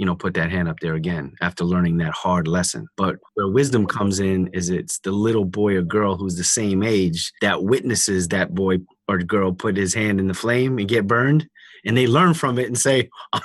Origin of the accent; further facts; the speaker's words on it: New York City, New York, United States; also born or lived in Indiana; I was raised in New York by a single mom